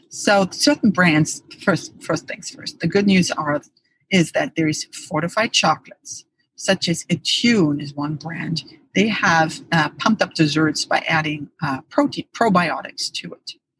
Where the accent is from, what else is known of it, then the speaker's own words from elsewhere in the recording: Germany; moved away; I grew up in Germany